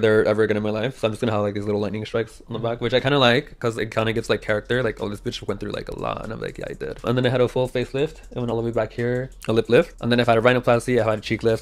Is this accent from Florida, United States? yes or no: no; Newport Beach, California, United States; moved away as an adult; now in New York, United States; I was born and raised in Newport Beach, California, Orange County